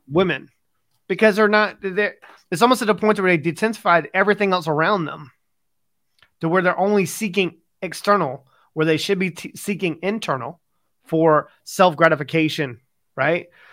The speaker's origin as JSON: {"language": "English", "country": "United States", "moved": "yes", "lives_now": "United Kingdom", "said": "I'm from America"}